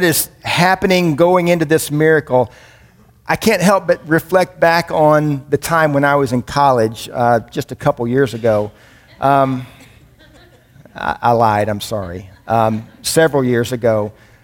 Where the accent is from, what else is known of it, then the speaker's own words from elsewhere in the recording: Indiana, United States; moved away as an adult; also born or lived in Birmingham, Alabama; And I grew up in Indiana, which was about 6 hours north of Birmingham